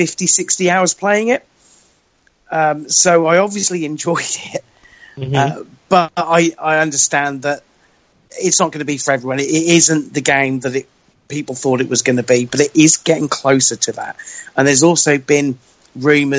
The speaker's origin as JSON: {"language": "English", "country": "United Kingdom", "said": "as a British person"}